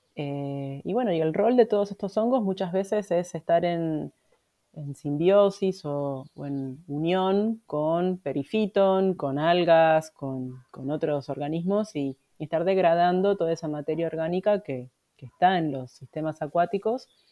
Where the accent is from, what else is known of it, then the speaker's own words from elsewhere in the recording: Buenos Aires, Argentina; moved away; Viviendo en Capital Federal tenés poco acceso, pues yo de chiquita vivía en Capital